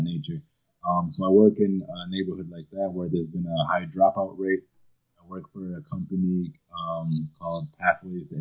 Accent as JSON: {"language": "English", "town": "Toronto", "region": "Ontario", "country": "Canada", "tie": "born or raised there", "also_born_or_lived": "Jamaica", "said": "I was born in Jamaica, but raised here in Toronto, probably from the age of about 3 years old."}